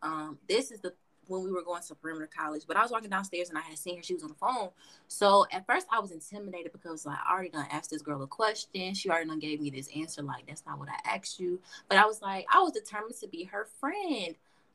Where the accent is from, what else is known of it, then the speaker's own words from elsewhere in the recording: Atlanta, Georgia, United States; moved away as an adult; also born or lived in Mississippi; now in Montana, United States; I grew up in Atlanta. Okay, I was born in Mississippi. But I was raised in Atlanta, Georgia. Okay. I was born. I was raised in Atlanta, Georgia. And now I currently live